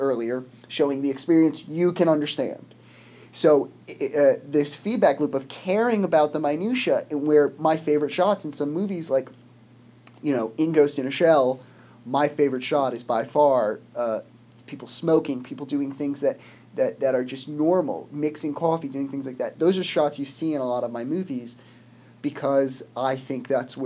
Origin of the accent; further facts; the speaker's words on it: United States; I'm from America